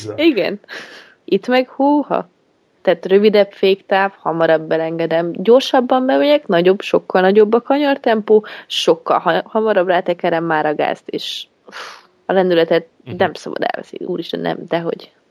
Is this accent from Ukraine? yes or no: no; Great Hungarian Plain, Hungary; Hát alföldi lány vagyok